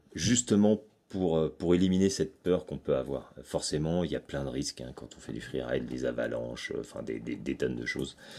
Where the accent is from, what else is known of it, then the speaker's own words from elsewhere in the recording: Chamonix, Auvergne-Rhône-Alpes, France; C'est ici que j'ai grandi. Je suis né à Chamonix et, euh, et c'est encore ici que je vis.